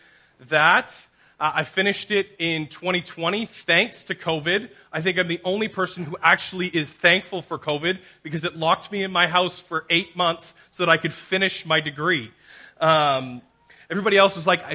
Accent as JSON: {"language": "English", "town": "Abbotsford", "region": "British Columbia", "country": "Canada", "tie": "born or raised there", "said": "I grew up and born and raised in Abbotsford"}